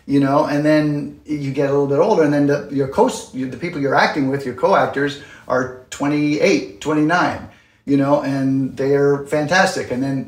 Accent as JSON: {"language": "English", "country": "Canada", "moved": "as an adult", "lives_now": "New York City, United States", "said": "But yeah, I'm Canadian, and I moved to New York City in, I think, 89 to do Broadway."}